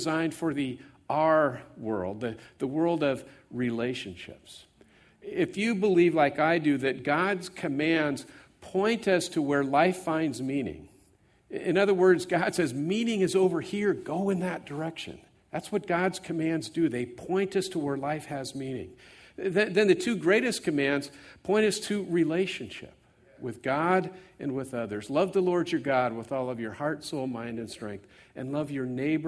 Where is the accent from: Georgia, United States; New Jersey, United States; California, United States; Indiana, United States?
California, United States; I grew up here in the Bay Area, and by the way, my brother and his wife Jan are here.